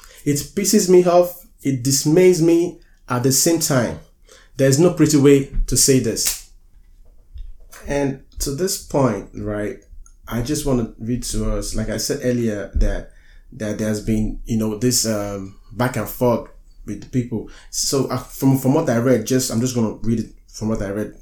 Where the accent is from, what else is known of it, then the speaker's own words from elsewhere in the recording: United States; I'm an American.